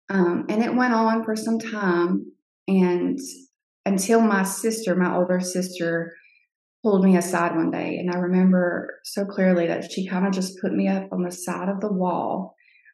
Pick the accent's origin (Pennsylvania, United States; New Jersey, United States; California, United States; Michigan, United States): New Jersey, United States; Cape May; was born in 1983 in Cape May, New Jersey